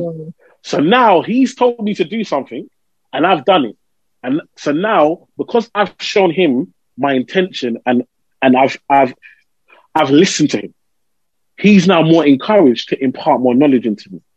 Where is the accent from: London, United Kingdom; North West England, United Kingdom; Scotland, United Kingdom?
London, United Kingdom; I grew up in Tower Hamlets, East London